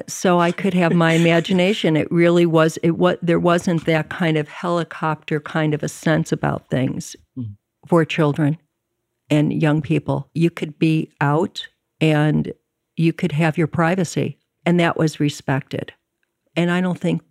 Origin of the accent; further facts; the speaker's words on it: Chicago, Illinois, United States; also born or lived in Evanston, Illinois / San Francisco; I grew up in Chicago and in Evanston